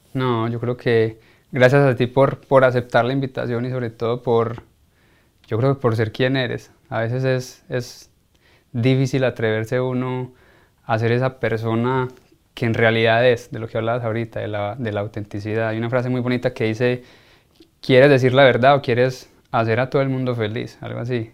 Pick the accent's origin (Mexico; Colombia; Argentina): Colombia; uno como colombiano